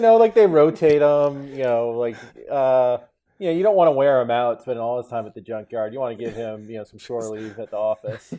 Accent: Connecticut, United States; I'm from Connecticut

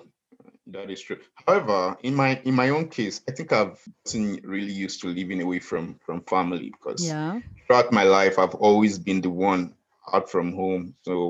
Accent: Nigeria; now in Australia

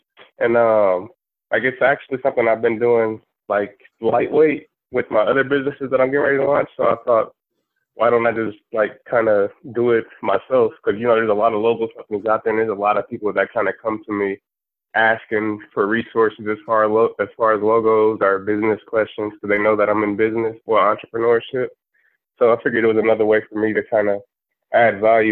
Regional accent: Omaha, Nebraska, United States; now in Dallas, United States; I currently reside in Dallas, Texas, but I'm originally from South Omaha, Nebraska.

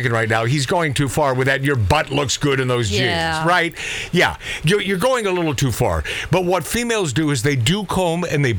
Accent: Pacific Northwest, United States; As a child growing up in the Pacific Northwest

